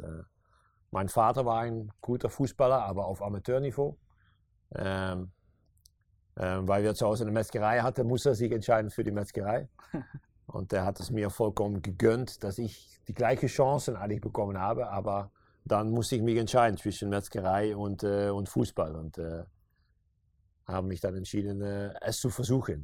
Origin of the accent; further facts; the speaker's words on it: Meerssen, Limburg, Netherlands; German is a second language; now in Maastricht, Netherlands; ich bin hier um die Ecke geboren in Meersen.